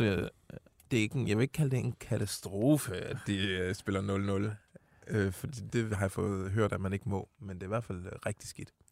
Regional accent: Odense, Southern Denmark, Denmark; hvor jeg kommer fra, Odense

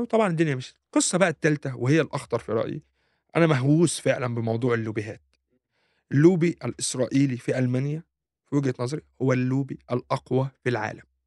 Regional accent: Egypt; now in Germany

